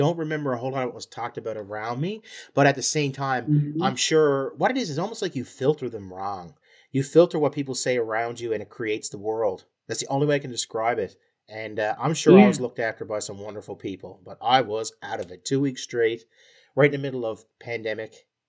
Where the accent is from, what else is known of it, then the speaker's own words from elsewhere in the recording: Ireland; He was as white and as Irish as you can get it. You can tell by my accent.